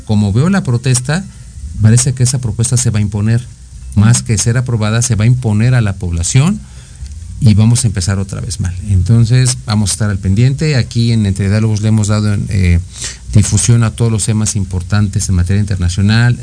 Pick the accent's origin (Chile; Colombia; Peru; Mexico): Mexico; nuestro país ha pasado por muchas etapas históricas que nos han dado identidad como mexicanos